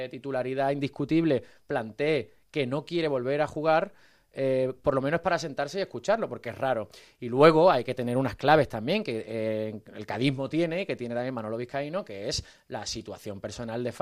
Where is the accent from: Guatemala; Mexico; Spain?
Spain; Cádiz, Andalusia; Bueno, yo soy de Cádiz